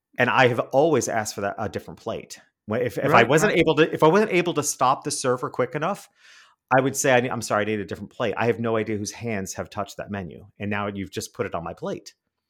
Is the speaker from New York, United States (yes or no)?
yes; New York City, New York, United States; now in Miami, United States; I'm a city guy. I grew up in New York City and now I live in Miami.